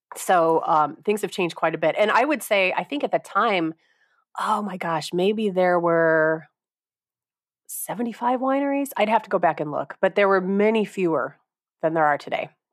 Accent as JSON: {"language": "English", "region": "Northwest Indiana", "country": "United States", "tie": "born or raised there", "also_born_or_lived": "Rochester, New York", "moved": "as an adult", "lives_now": "Michigan, United States", "said": "I'm actually I'm originally from Indiana, so I I grew up in Northwest Indiana in Chicagoland"}